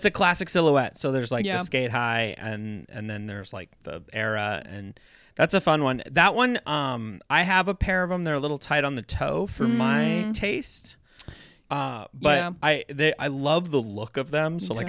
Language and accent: English; Montana, United States; we're both from Montana.